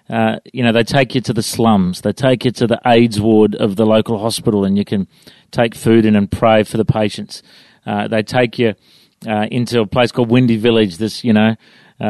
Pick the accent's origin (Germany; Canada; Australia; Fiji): Australia; Coffs Harbour, New South Wales; now in Brisbane, Australia; I grew up in Coffs Harbour